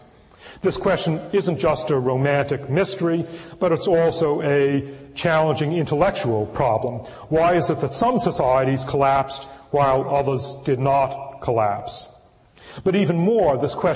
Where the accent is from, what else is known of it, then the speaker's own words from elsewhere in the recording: Northeast, United States; now in California, United States; I was born in the Northeast anyway and am now a transplanted Californian